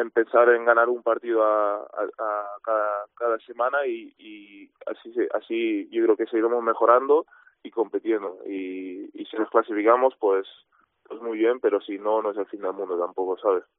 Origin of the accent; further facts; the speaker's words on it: Girona, Catalonia, Spain; yo soy de Girona